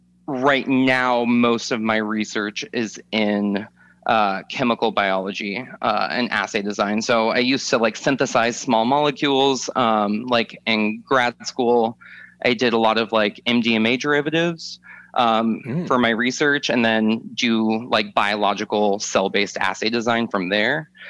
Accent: Atlanta, Georgia, United States; also born or lived in California / Arizona / Kansas / Minnesota; I mostly grew up in Atlanta, but we moved around all over. My family went from California to Arizona to Kansas to Minnesota to Florida to Georgia.

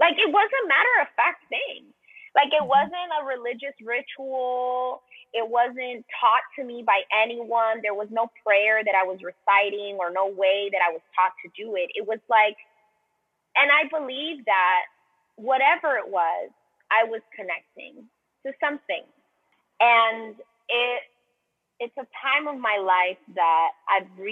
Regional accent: Colombia; also born or lived in Miami, United States; now in United States; I'm from Colombia. I'm from South America. And so I grew up in secular Catholic culture

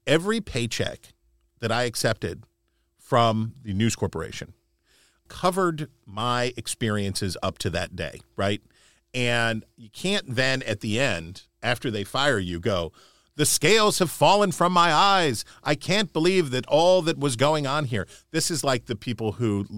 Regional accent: West Virginia, United States; I'm from West Virginia

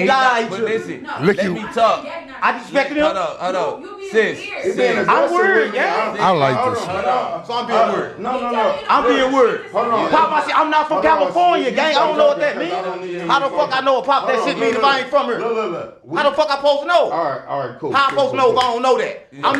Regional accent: St. Louis, Missouri, United States; I'm from St. Louis

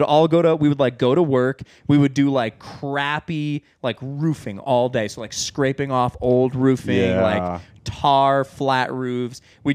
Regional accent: New Jersey, United States; born there; also born or lived in New York / Pennsylvania / Arizona / New Mexico; I was born in New Jersey. We lived in upstate New York. We lived in Pennsylvania for a year and a half. I've lived in Arizona, New Mexico, and I lived in Oklahoma by myself for a while.

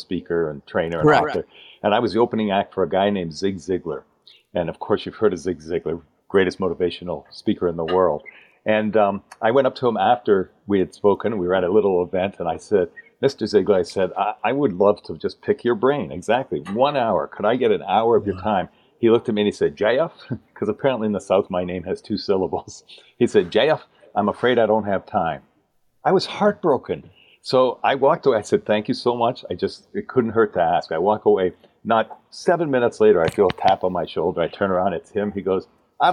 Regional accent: Canada; accent: Canadian; moved away as an adult; also born or lived in Dallas, Texas; now in United States; you'll notice by the way I talk, I'm a Canadian. I defected to the States, as my dad used to say, almost 30 years ago.

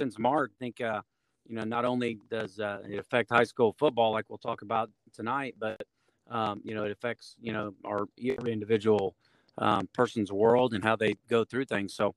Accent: Maryville, Missouri, United States; also born or lived in Liberty, Missouri; I was born and raised in Maryville.

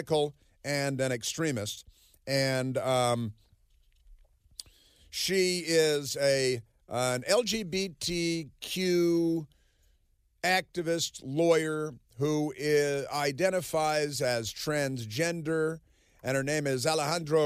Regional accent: Chicago, Illinois, United States; moved away; also born or lived in New York / Milwaukee; I grew up in Chicago and a little New York and a little Milwaukee and mostly Chicago

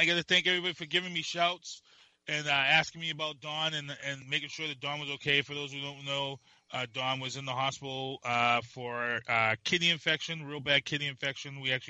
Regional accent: Boston, Massachusetts, United States; I'm from New England. I'm from Mission Hill. We were right down the road from the Orchard Park. We were all those projects all were lumped together there in Boston in the Roxbury area.

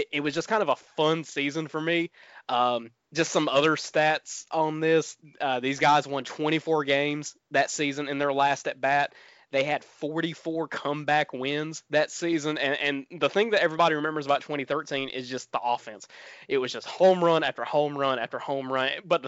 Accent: the South, United States; growing up in the South, you know, with not a lot of access to national television

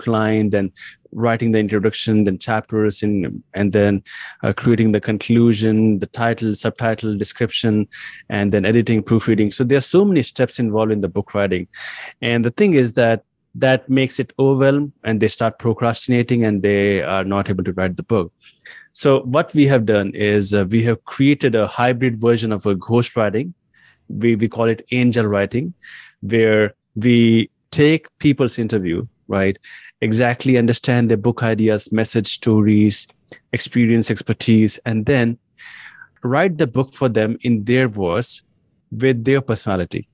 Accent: India; English is a second language; I was born in India and raised in India as well

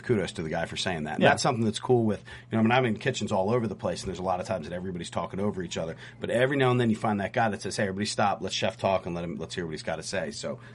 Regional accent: Philadelphia, Pennsylvania, United States; I'm a guy from Philly.

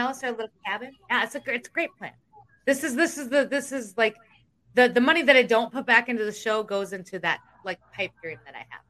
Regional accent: Iowa, United States; I'm from Iowa.

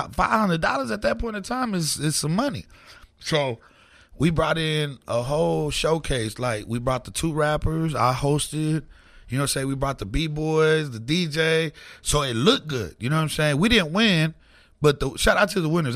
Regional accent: Oklahoma City, Oklahoma, United States; I'm a little Mexican kid from the south side. I'm from Curve Village

